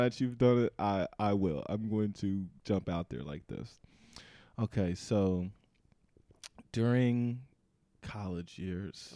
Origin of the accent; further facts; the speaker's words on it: New Jersey, United States; I'm from New Jersey.